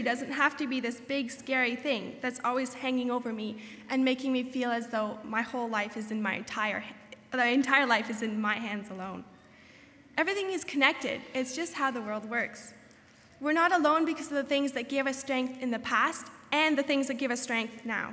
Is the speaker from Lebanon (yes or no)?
no; southern Ontario, Canada; moved away as an adult; now in Goshen, United States; as a Canadian whose home is right in the middle of one of the snow belts in southern Ontario